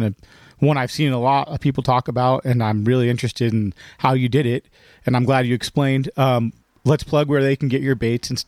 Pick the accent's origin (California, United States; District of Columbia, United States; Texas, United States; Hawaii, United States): California, United States; Whittier; That's where I grew up, Whittier. So that's that's actually my hometown is Whittier.